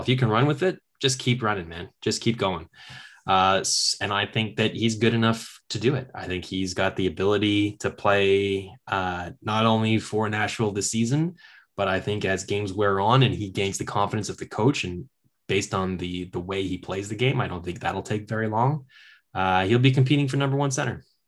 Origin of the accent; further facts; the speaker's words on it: Kingston, Ontario, Canada; I'm from Kingston.